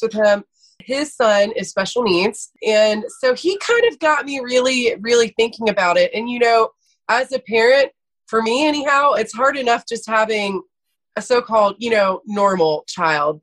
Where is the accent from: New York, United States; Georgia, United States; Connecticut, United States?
Georgia, United States; Athens; also born or lived in Atlanta, Georgia; So I am from Athens, Georgia